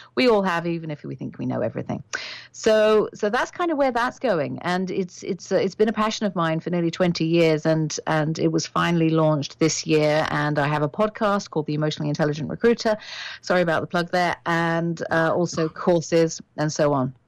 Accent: United Kingdom; moved away as an adult; now in Canada; I am British

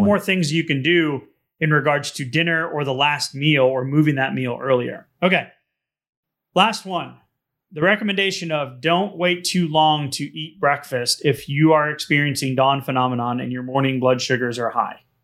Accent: New England, United States; growing up in New England

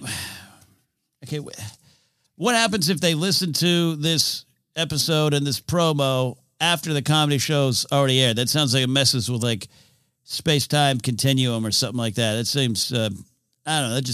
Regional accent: United States; Petey, I'm from America. We don't need to know the difference.

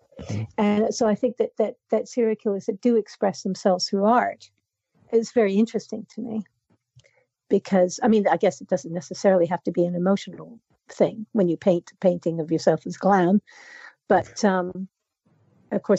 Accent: Canada; I'm Canadian

